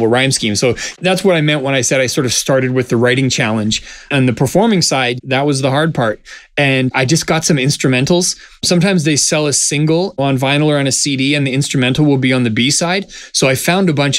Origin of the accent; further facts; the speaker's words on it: Vancouver, British Columbia, Canada; I grew up in a very supportive community. Like, I'm from Vancouver, Canada